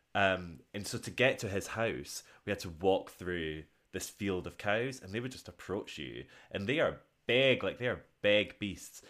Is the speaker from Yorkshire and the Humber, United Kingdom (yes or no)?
no; Scotland, United Kingdom; I'm Scottish